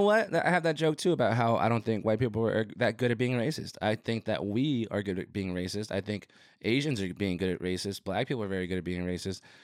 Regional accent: Rio Rico, Arizona, United States; moved away as an adult; also born or lived in Nogales, Arizona / Phoenix, Arizona; now in Tucson, United States; I grew up in Rio Rico

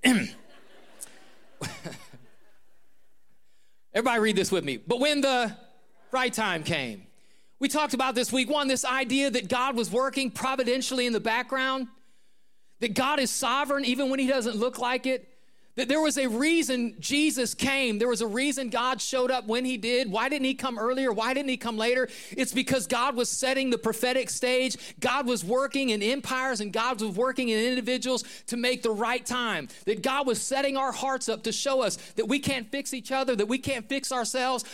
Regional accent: Northeast Ohio, United States; Where I grew up in Northeast Ohio

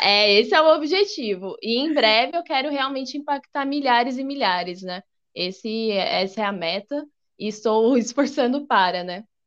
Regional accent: Brazil; eu sou é, dupla cidadã portuguesa, sou brasileira e também portuguesa

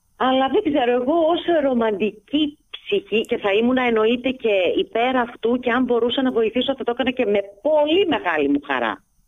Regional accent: Alexandroupoli, Eastern Macedonia and Thrace, Greece; moved away as an adult; now in Piraeus, Greece; εγώ γεννήθηκα και μεγάλωσα στην Αλεξανδρούπολη

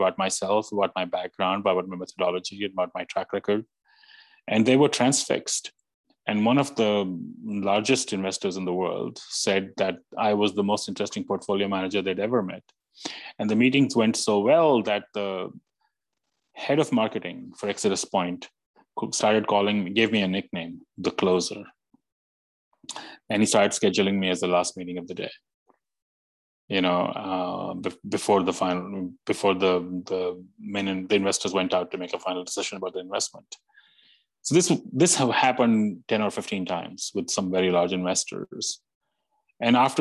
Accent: India; moved away as an adult; now in New York, United States; growing up in India, becoming an electrical engineer, hating electrical engineering, coming to the US

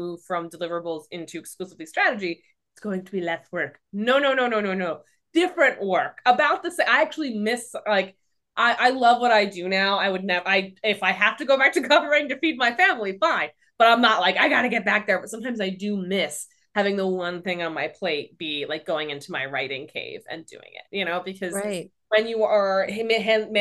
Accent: New York City, New York, United States; I'm a New Yorker.

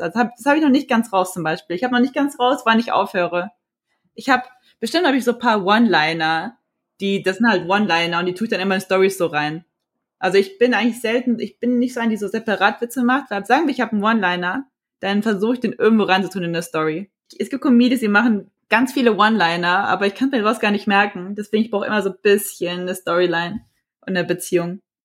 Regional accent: Frankfurt, Hesse, Germany; ich bin 28 Jahre alt, ich komme aus Frankfurt

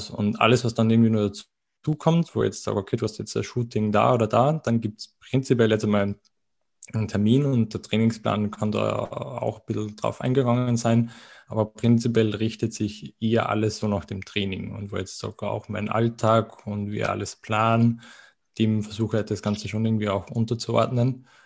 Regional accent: Austria; wie man wahrscheinlich auch von der Aussprache, vom Dialekt ein bisschen äh, vermuten mag, ähm, ich komme aus Österreich.

